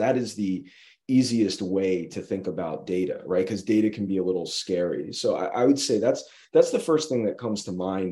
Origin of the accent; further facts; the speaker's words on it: just outside of Saratoga, upstate New York, United States; moved away as an adult; also born or lived in Maryland / Miami; I'm from upstate New York, just outside of Saratoga